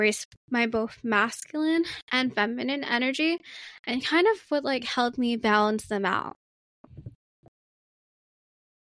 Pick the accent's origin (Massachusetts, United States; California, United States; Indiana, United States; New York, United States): New York, United States; New York City; growing up in Queens and Brooklyn, New York City